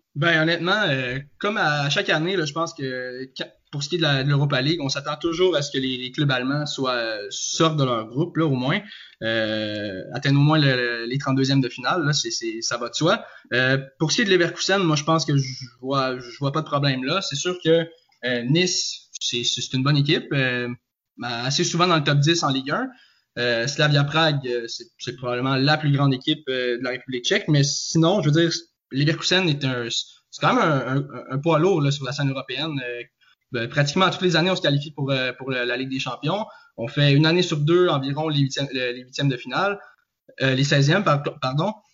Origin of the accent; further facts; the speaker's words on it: Joliette, Quebec, Canada; now in Trois-Rivières, Canada; je suis natif de Joliette et j'habite je, présentement à Trois-Rivières